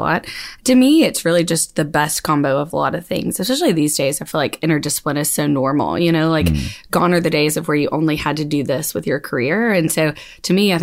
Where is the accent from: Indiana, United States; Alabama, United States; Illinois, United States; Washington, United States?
Alabama, United States; Auburn; moved away; I'm originally from Auburn, Alabama, so I'm local